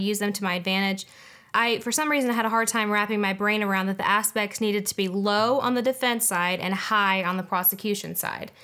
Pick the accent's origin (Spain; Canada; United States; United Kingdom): United States; being American